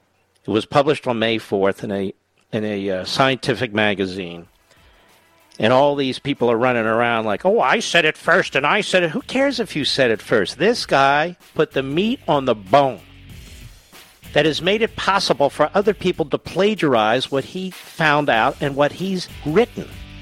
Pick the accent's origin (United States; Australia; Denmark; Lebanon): United States; Philadelphia, Pennsylvania; I'm from Philadelphia. So what?